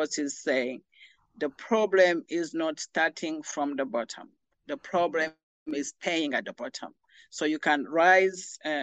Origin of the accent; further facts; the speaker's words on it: Rwanda; moved away; I'm originally from Rwanda.